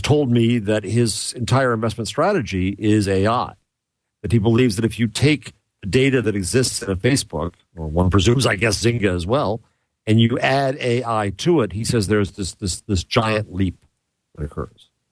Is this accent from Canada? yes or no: no; United States; I'm American